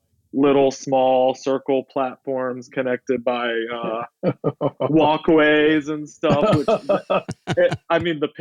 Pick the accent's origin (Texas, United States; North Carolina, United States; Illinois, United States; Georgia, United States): Georgia, United States; Soperton; now in New York City, United States; I grew up in Georgia in a very small town of 3,000 people. The city is called Soperton.